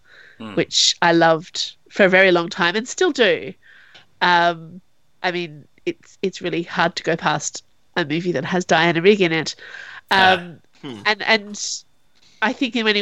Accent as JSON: {"language": "English", "country": "Australia", "said": "as an Australian"}